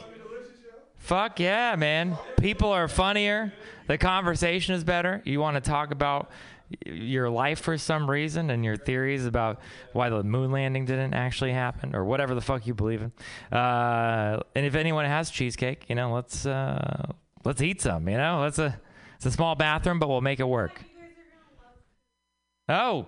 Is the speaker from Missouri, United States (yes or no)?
no; Texas, United States; moved away; I'm from Texas